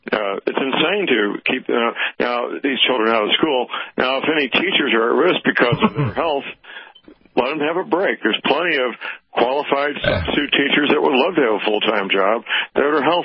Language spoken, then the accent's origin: English; Missouri, United States; my home state, Missouri.